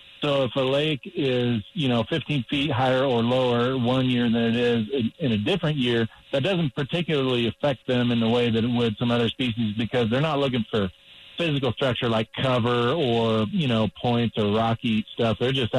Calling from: Granby, Colorado, United States; I'm at my house in Granby, Colorado.

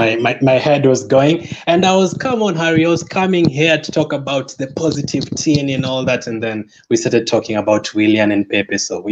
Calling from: Kenya; I'm joining you from Kenya.

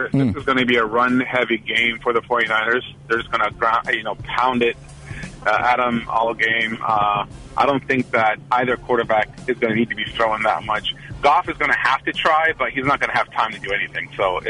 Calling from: Oakland, California, United States; from Oakland.

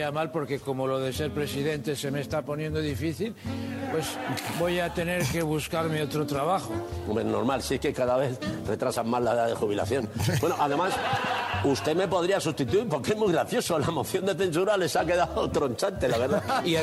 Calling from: Madrid, Community of Madrid, Spain; de Madrid

